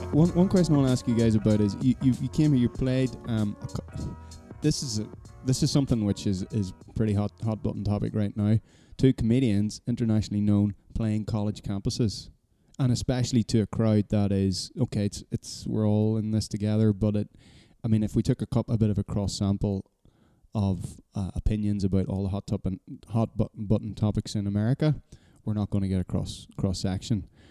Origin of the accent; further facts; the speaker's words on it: Ireland; being Irish, we knew, we're just this little rock on the edge of the Atlantic